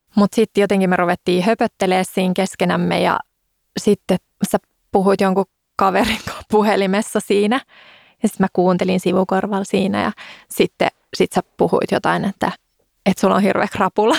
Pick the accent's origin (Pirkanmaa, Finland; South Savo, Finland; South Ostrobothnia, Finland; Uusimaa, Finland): Uusimaa, Finland; Helsinki; Mähän oon siis Helsingistä